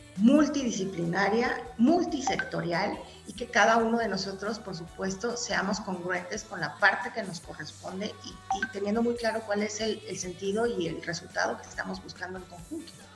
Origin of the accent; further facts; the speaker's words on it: Mexico; los mexicanos somos únicos